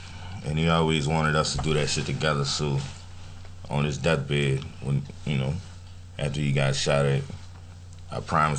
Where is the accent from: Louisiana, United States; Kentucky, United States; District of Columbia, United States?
Louisiana, United States; New Orleans; I'm from New Orleans. Yeah, I'm a Ninth Ward guy, Ninth Ward nigga.